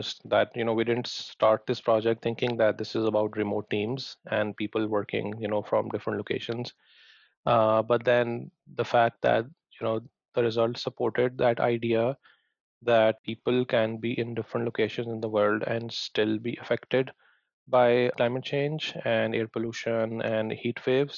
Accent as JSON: {"language": "English", "town": "Lahore", "region": "Punjab", "country": "Pakistan", "tie": "born or raised there", "moved": "yes", "said": "I grew up in Pakistan, in the city of Lahore."}